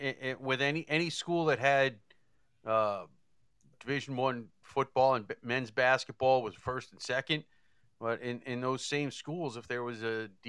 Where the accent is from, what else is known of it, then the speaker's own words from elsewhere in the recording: New York City, New York, United States; now in Long Island, United States; I grew up in Queens, and I live on Long Island.